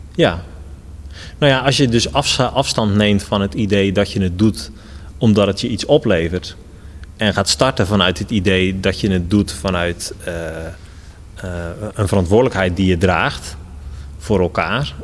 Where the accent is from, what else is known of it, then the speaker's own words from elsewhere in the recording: Netherlands; also born or lived in Rotterdam; now in Gouda, Netherlands; helemaal als Nederlander